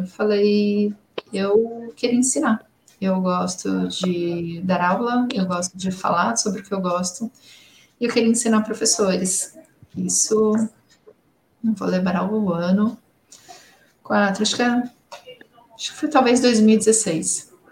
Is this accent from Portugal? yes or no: no; Brazil; first language Portuguese; Sendo bem caiçara